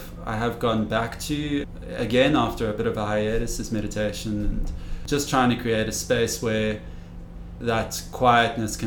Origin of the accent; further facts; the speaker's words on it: Cape Town, Western Cape, South Africa; I grew up in Cape Town